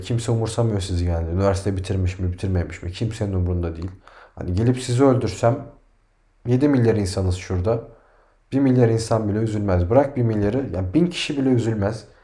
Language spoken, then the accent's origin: Turkish; Turkey; biz Türküz